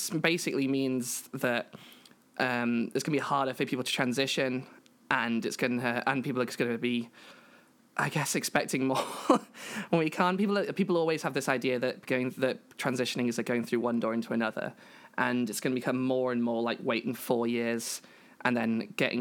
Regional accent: United Kingdom; I am a British trans feminine person.

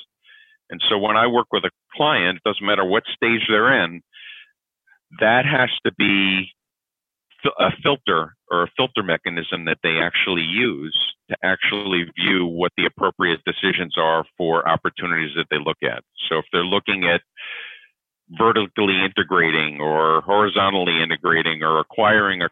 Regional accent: Connecticut, United States; moved away as an adult; also born or lived in New York; now in Atlanta, United States; I'm originally from New York. I grew up in Connecticut

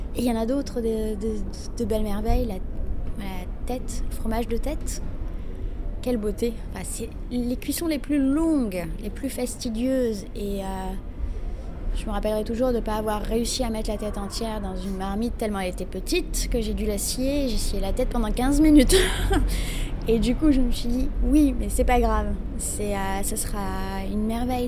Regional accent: Morocco; Chez nous, au Maroc

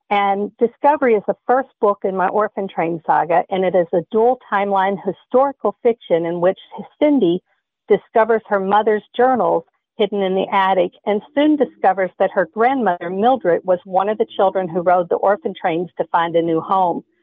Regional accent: Kentucky, United States; born there; now in Michigan, United States; I live in Michigan. I was born in Kentucky

